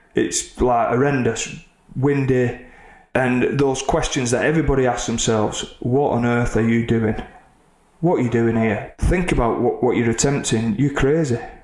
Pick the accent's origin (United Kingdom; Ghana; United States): United Kingdom; Oldham, North West England; Oldham, my hometown.